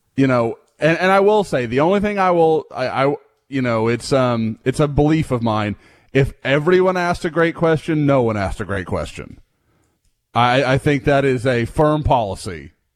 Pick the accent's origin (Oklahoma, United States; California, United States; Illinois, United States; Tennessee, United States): Oklahoma, United States; now in Houston, United States; I growing up in Oklahoma